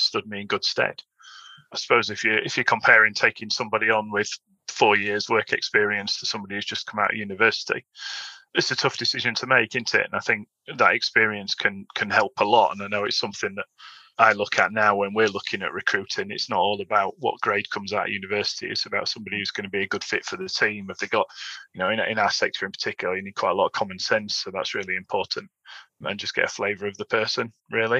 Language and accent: English; Sheffield, Yorkshire and the Humber, United Kingdom; back in Sheffield, my hometown